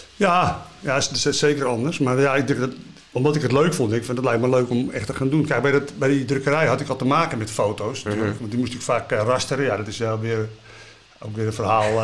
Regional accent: IJmuiden, North Holland, Netherlands; ik kom uit Amuiden en ik vond het in Amuiden veel leuker

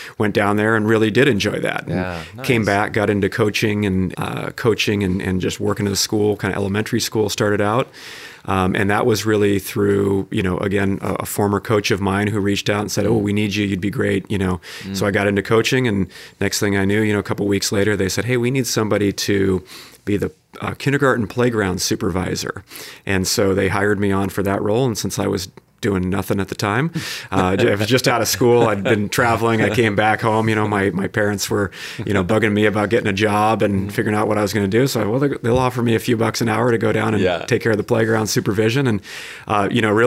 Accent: North County, California, United States; I grew up in the area here. I grew up in North County and went to Torrey Pines

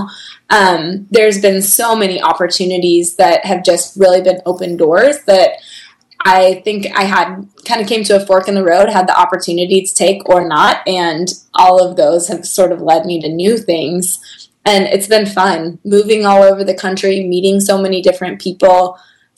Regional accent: Bay Area, California, United States; moved away; also born or lived in Chicago; We grew up together. I was her youth leader in a church growing up, and I remember coming back to my hometown

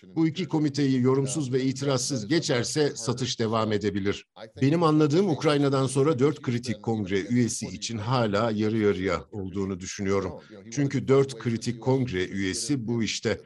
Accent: United States; Atlantikçi Amerikalıyım

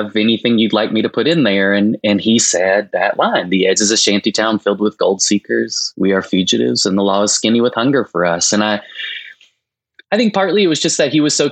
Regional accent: Winchester, Tennessee, United States; I grew up in a small rural town in the South, Winchester, Tennessee

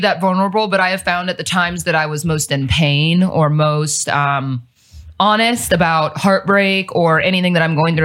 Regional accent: Cincinnati, Ohio, United States; moved away as an adult; now in Dallas, United States; I'm actually from the Midwest. I'm not from here.

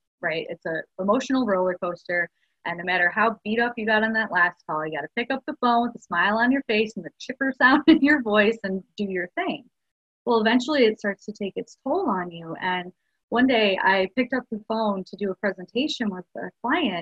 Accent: Chicago, Illinois, United States; moved away as an adult; now in Houston, United States; I'm from Chicago and came over here to Houston

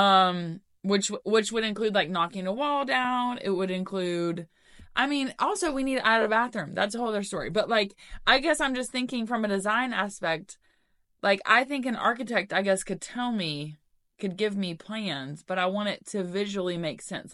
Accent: Knoxville, Tennessee, United States; I'm from West Knox, not from Farragut. I went to West High School

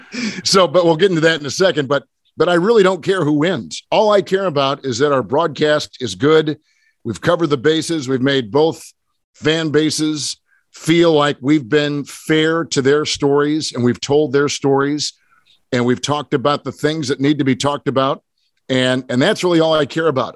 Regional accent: Green Bay, Wisconsin, United States; I grew up in Green Bay

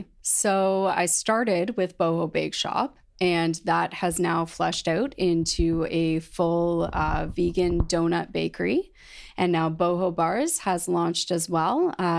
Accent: London, Ontario, Canada; born or raised there

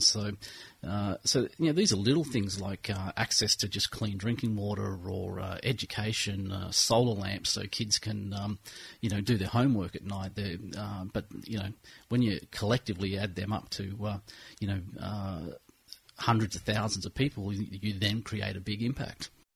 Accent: Nelson Bay, New South Wales, Australia; moved away as an adult; also born or lived in Brisbane; now in Gold Coast, Australia; I pretty much grew up in Nelson Bay, and I uh, I left the bay about oh, when I was 21, and uh, came back here to the Gold Coast.

